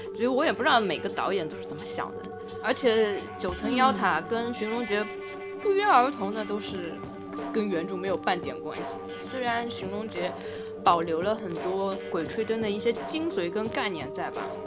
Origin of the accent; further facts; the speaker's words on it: China; 我们中国人，因为我们以前的，呃，防盗墓贼的技术也很多的